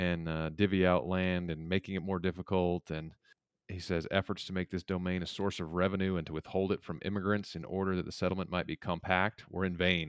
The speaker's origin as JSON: {"language": "English", "region": "the West", "country": "United States", "said": "because I'm from the West and most of the land out here is public land."}